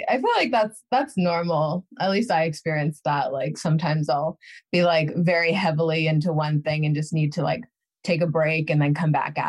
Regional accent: Needham, Massachusetts, United States; also born or lived in Newton; I was originally from Needham and then I lived in Newton for several years.

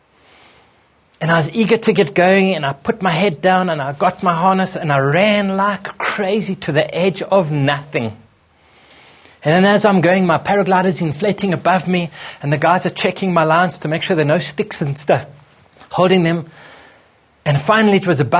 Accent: Johannesburg, Gauteng, South Africa; came home back to my home country in Johannesburg

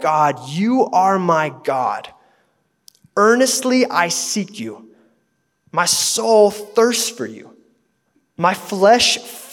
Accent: United States; as American Christians

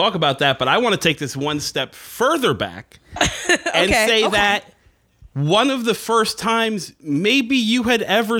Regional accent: Northeast, United States; What's funny is like growing up in the Northeast, there was a lot of like indie wrestling around.

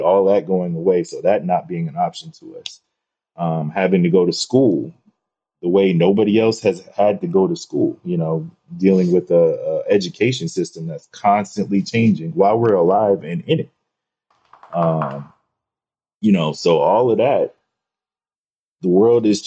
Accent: Atlanta, Georgia, United States; growing up in Atlanta

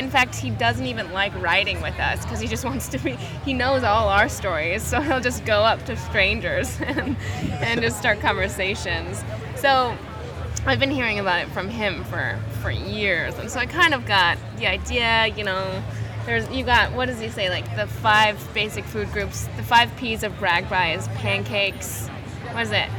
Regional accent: Climax, Michigan, United States; also born or lived in Kalamazoo, Michigan; I'm from Kalamazoo, Michigan. Climax, Michigan, to be precise.

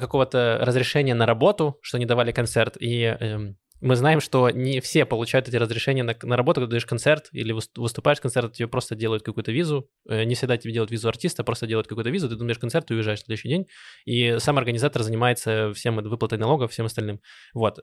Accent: Donetsk, Donetsk Oblast, Ukraine; now in Israel; я из Донецка, и э, у меня родители иногда... Э, у нас там осталась недвижимость э, наша, где мы жили

